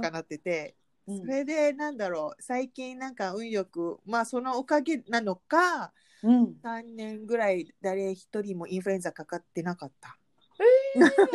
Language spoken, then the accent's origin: Japanese; Malaysia; Japanese is a second language; moved away as an adult; now in Japan; 来日して二十年の マレーシア人